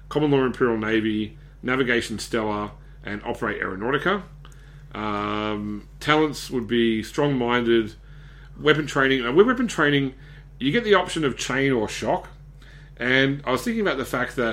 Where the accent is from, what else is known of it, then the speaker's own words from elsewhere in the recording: Australia; being an Aussie